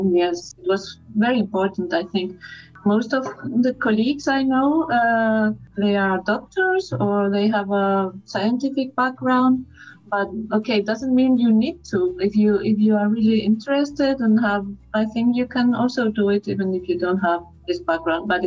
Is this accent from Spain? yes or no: yes; Madrid, Community of Madrid, Spain; English is a second language; I am from Madrid um, I work as a translator. I translate from German and English into Spanish.